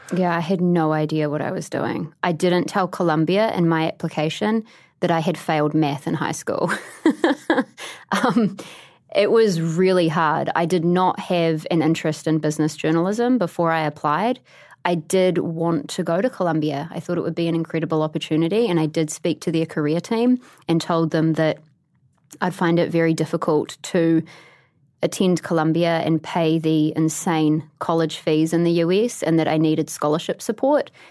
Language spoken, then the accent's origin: English; Christchurch, Canterbury, New Zealand; moved away as an adult; also born or lived in Canada; now in New York, United States; my hometown